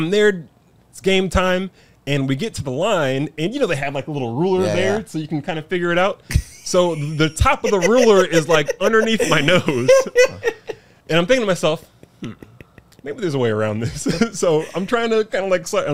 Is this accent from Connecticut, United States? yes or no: yes; New Haven, Connecticut, United States; now in San Diego, United States; I grew up in New Haven